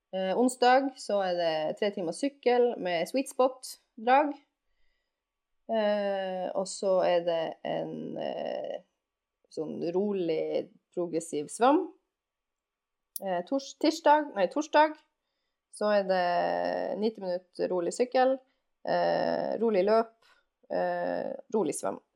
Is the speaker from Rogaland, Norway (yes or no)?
no; Alta, Finnmark, Norway; Det høres kanskje merkelig ut siden jeg er fra Alta og er vant til å kulde og sånn der, men, eh, men eh, jeg føler at jeg har fått min del med kulde. Sånn eh, ti grader er jo sommertemperatur i Alta.